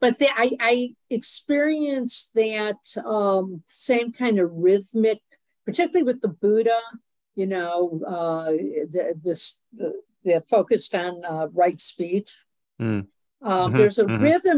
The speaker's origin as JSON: {"language": "English", "town": "Alexandria", "region": "Virginia", "country": "United States", "said": "from Alexandria, Virginia."}